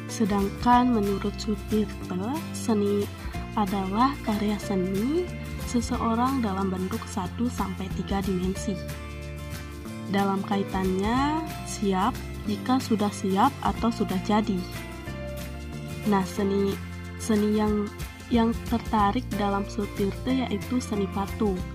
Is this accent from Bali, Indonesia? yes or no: yes; Bali, Indonesia; Jujur, saya orang Bali perempuan, saya tidak bisa menari.